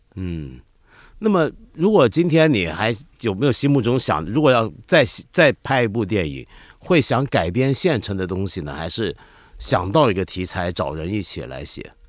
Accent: Hong Kong; 我们香港人自己

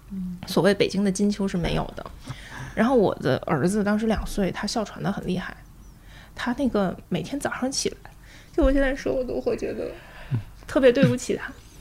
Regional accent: China; 因为我作为中国人嘛，让我来做这个。

